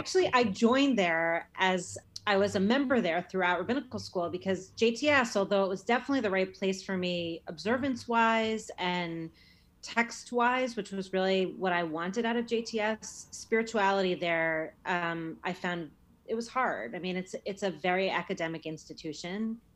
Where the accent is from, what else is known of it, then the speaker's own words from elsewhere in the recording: New York, United States; moved away as an adult; also born or lived in New Haven, Connecticut; I'm a New Yorker, and leaving New York was really hard.